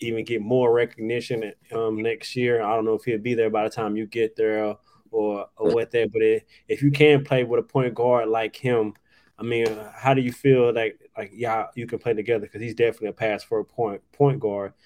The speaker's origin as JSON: {"language": "English", "town": "Dallas", "region": "Texas", "country": "United States", "said": "I'm from Dallas"}